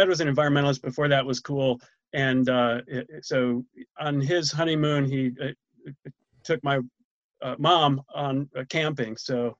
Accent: New York, United States; From Central New York, Ithaca, Gorham, Corning, Syracuse.

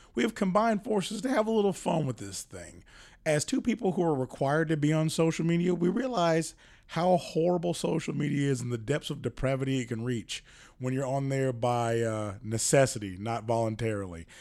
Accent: rural North Carolina, United States; now in Charlotte, United States; my hometown is rural North Carolina

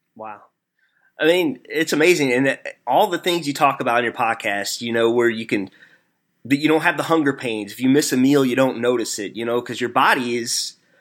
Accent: Missouri, United States; accent: hillbilly; I am from Missouri, so I'm not from the South

